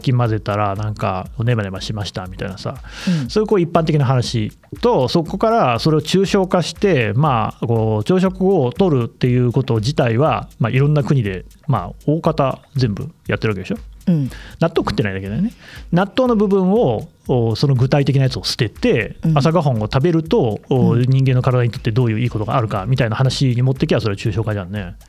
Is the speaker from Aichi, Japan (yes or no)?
yes; Nagoya, Aichi, Japan; moved away as an adult; also born or lived in Tokyo; 俺名古屋出身なんだけど